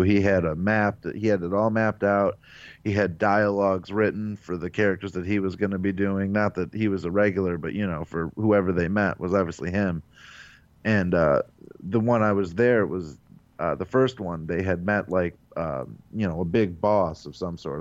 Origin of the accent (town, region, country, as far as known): Avon Lake, Ohio, United States